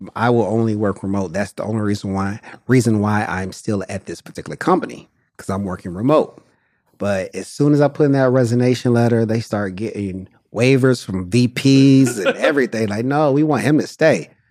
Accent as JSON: {"language": "English", "town": "Detroit", "region": "Michigan", "country": "United States", "also_born_or_lived": "St. Louis, Missouri", "moved": "as an adult", "lives_now": "Los Angeles, United States", "said": "I'm from Detroit and I lived in a lot of different places in the country"}